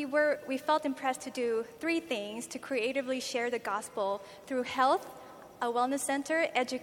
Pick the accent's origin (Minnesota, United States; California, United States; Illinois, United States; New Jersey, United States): California, United States; moved away; Well, I'm from California